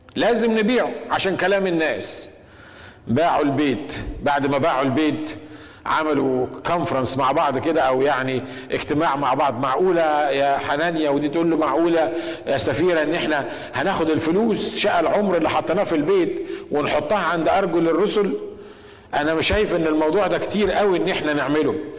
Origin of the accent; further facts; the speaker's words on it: Egypt; احنا عندنا في مصر